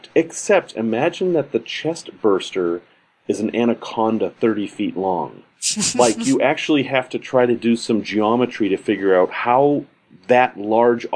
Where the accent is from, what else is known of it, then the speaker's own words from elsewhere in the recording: Salem, Massachusetts, United States; I grew up in Massachusetts in Salem, snowy place